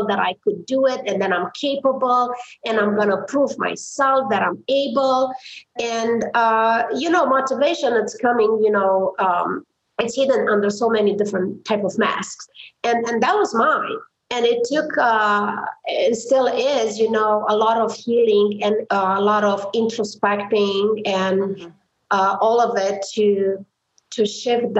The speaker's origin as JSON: {"language": "English", "region": "Transylvania", "country": "Romania", "tie": "born or raised there", "also_born_or_lived": "New Zealand", "second_language": "English", "moved": "as an adult", "lives_now": "United States", "said": "growing up in Romania, not a lot of people know what Romania is, but I like to say, you know, I'm from Transylvania"}